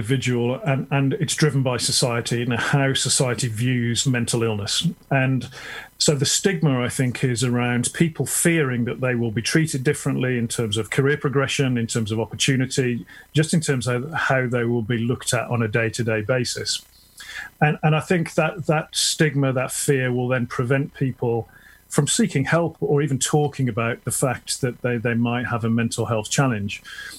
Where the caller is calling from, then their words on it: a village near Tunbridge Wells, South East England, United Kingdom; So I'm calling in from the UK, a village near Tunbridge Wells, which is just outside of London.